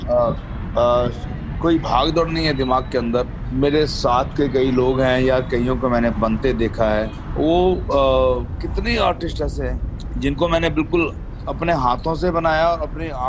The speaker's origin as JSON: {"language": "Hindi", "town": "Patna", "region": "Bihar", "country": "India", "tie": "born or raised there", "said": "पहले तो मैं जैसे बिहार में पैदा हुआ था पटना सिटी बिहार में परवरिश मेरी ग्यारह दस ग्यारह बारह साल मेरी जो परवरिश थी वो बिहार में ही हुई"}